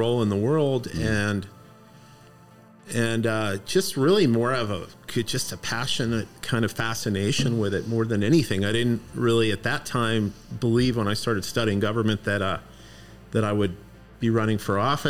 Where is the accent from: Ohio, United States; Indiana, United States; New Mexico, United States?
New Mexico, United States; Las Cruces; also born or lived in Austin, Texas / Washington, D.C.; I'm from Las Cruces. Right. Originally. So I was born and raised in this town